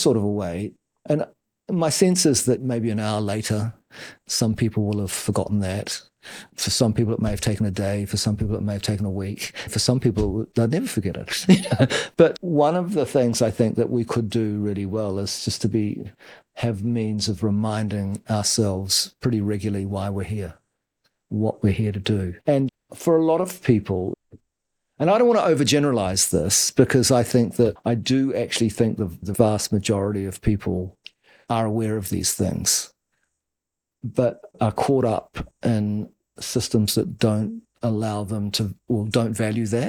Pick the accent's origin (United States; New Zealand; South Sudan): New Zealand; Wellington; We grew up in Wellington, my brother